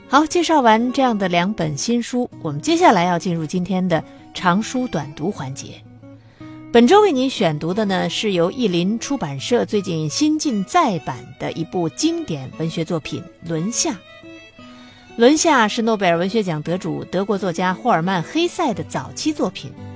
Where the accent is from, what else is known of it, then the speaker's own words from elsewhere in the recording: China; 我们中国人